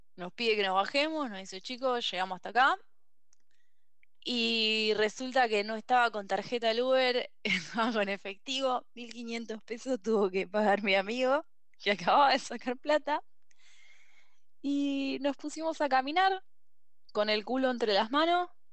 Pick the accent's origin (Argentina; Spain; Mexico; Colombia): Argentina; Buenos Aires Province; Los dos somos de Zona Oeste